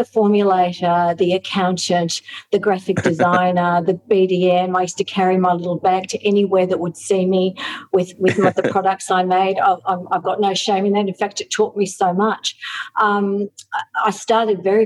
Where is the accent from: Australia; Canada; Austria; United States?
Australia; I, as an Australian, I can really understand the needs of Aussies